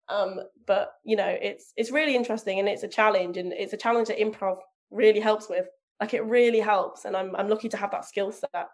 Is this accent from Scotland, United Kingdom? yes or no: no; Leicester, East Midlands, United Kingdom; now in North of England; I live in the north of England, so my accent stands out rather than well, I should sound like this from Leicester, but actually I sound like this.